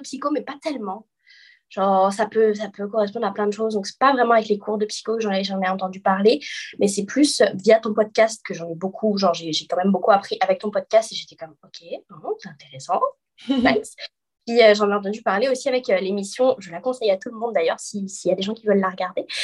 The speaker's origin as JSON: {"language": "French", "country": "Guadeloupe", "moved": "as an adult", "lives_now": "Quebec, Canada", "said": "je suis guadeloupéenne, mais je vis au Québec depuis bientôt six ans"}